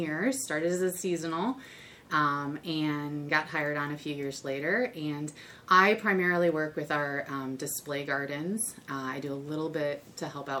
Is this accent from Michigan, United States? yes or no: yes; Michigan, United States; moved away as an adult; also born or lived in Arizona; now in Cincinnati, United States; I grew up in Michigan and studied out in Arizona. So I moved here about 10 years ago